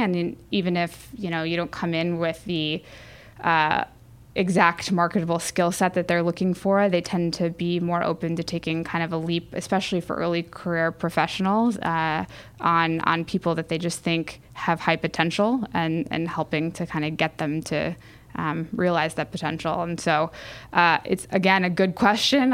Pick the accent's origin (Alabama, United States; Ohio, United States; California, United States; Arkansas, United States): California, United States; San Diego; I grew up in San Diego